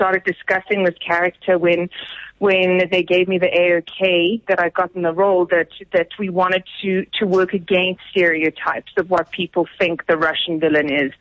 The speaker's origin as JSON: {"language": "English", "town": "Johannesburg", "region": "Gauteng", "country": "South Africa", "tie": "born or raised there", "also_born_or_lived": "Cape Town", "said": "I grew up in Joburg. I'm Joburg born and bred and very proudly."}